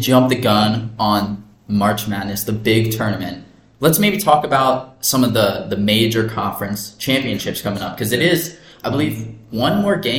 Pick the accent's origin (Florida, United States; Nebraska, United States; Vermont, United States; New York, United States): Nebraska, United States; We are from Nebraska.